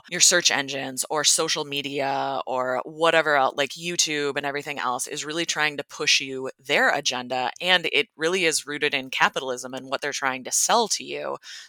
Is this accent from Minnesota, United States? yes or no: yes; Minneapolis, Minnesota, United States; I was actually born and raised, at least till the age of 6, in Minneapolis. So grew up in the city in a young age. And then my parents decided that they wanted to move us out to the southwestern suburbs of Minnesota.